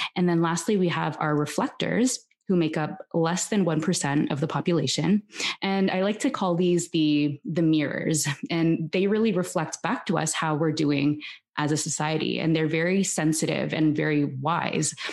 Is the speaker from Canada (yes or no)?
yes; Toronto, Ontario, Canada; now in Barcelona, Spain; I'm originally from Toronto and I'm currently living in Barcelona with my husband and my daughter